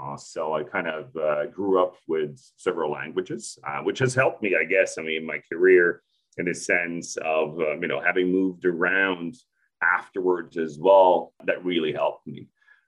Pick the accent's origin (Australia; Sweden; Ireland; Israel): Sweden; also born or lived in Turkey; now in Japan; So yeah, well, it's been a while, you know, I grew up in Sweden, so in Europe. Spent most of my time there, but also had the opportunity to, move around other countries as well.